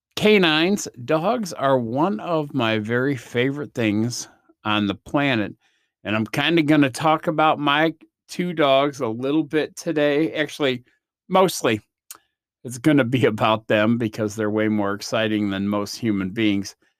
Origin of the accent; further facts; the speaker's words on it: United States; I'm from the States